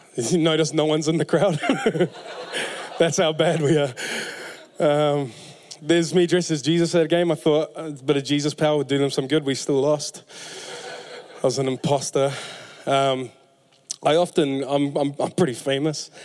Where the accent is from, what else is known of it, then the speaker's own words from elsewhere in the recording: Auckland, New Zealand; I'm from West Auckland